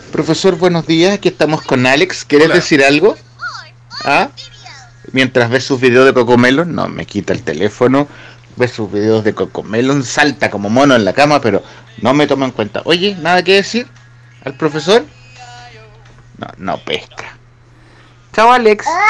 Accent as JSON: {"language": "Spanish", "country": "Chile", "said": "Somos chilenos"}